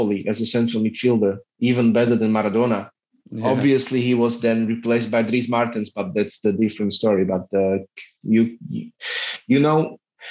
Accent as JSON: {"language": "English", "country": "Slovakia", "said": "we are from Slovakia"}